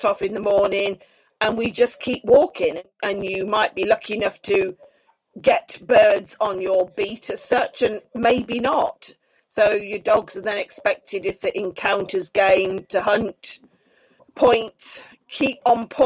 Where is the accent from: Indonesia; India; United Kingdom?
United Kingdom